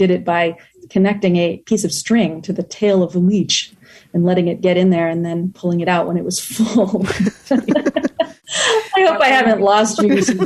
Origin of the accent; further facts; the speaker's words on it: United States; also born or lived in Tokyo, Japan; I am the American daughter-in-law of a Japanese family